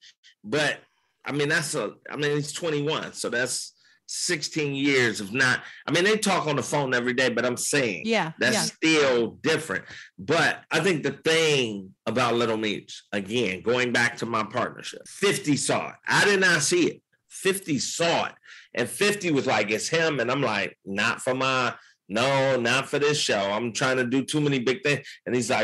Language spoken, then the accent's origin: English; Detroit, Michigan, United States; Detroit because that's my hometown